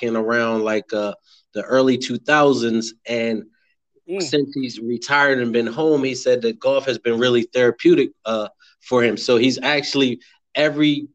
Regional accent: Berlin, Maryland, United States; now in Salisbury, United States; I'm originally from Berlin, born and raised, lived there until, you know, I left

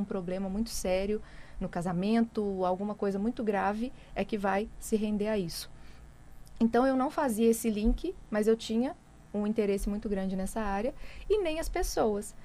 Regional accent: interior of Minas Gerais, Brazil; E eu sou lá do interior de Minas

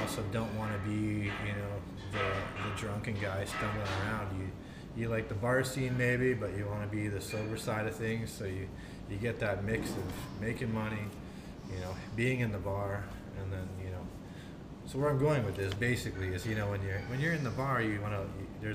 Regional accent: Regina, Saskatchewan, Canada; So grew up in central Regina

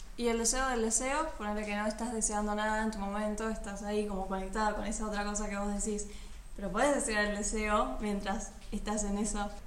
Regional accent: Neuquén, Argentina; now in Buenos Aires, Argentina; soy de Neuquén

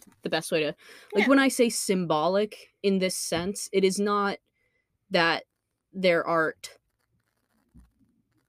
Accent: United States; as an American

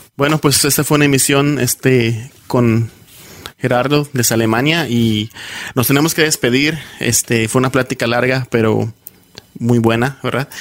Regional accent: Yucatán, Mexico; accent: Yucatecan; now in United States; yo soy de Yucatán y también recuerdo un tiempo que me daba muchísima pena eh, hablar como yucateco

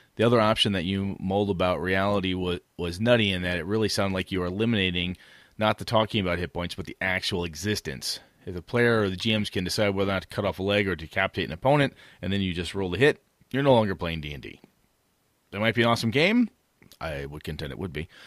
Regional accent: half hour from Stevens Point, Wisconsin, United States; half hour from my hometown.

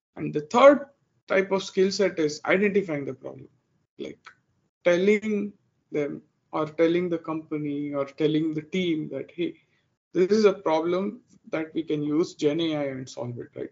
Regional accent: Bangalore, Karnataka, India; moved away as an adult; now in Dallas, United States; I'm originally from India. I was born and raised in uh, Bangalore in India

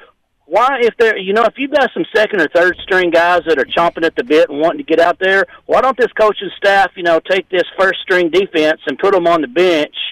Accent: Northeast Arkansas, United States; I'm 54 years old, born and raised in Northeast Arkansas

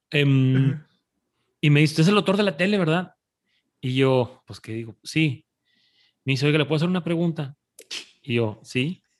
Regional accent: Monterrey, Nuevo León, Mexico

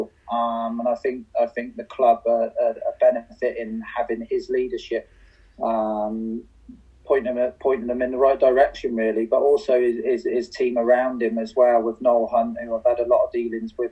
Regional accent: Swindon, South West England, United Kingdom; it's my hometown club as well. I've lived in Swindon my whole life, apart from 2 years when I lived up north for a bit

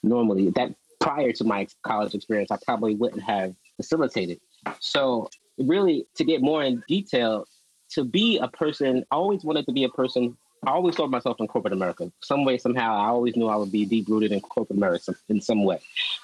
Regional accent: Georgia, United States; I always felt like I wasn't the typical Black person that I saw growing up

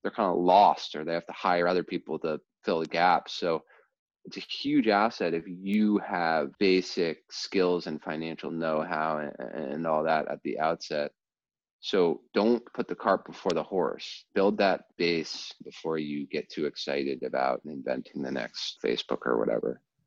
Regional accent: New Jersey, United States; also born or lived in Baltimore, Maryland; I was born in Baltimore, then as a very young child moved to New Jersey and grew up most of my uh, childhood in, in New Jersey

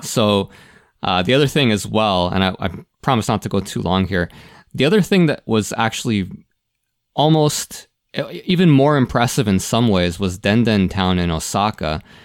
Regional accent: Toronto, Ontario, Canada; I grew up in Toronto

